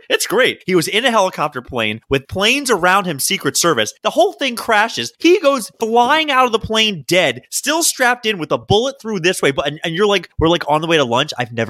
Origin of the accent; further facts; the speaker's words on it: Baltimore, Maryland, United States; I'm from Baltimore.